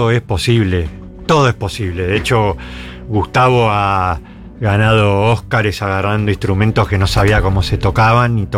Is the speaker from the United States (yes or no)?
no; Buenos Aires, Argentina; born there; Soy porteño